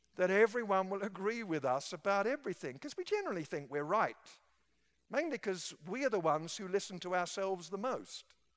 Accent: England, United Kingdom; moved away; back in my home country

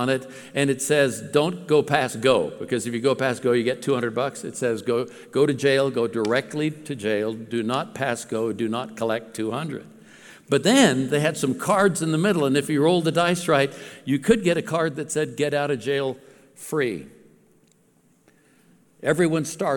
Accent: Alameda, California, United States; I was born in Alameda, California, by San Francisco area.

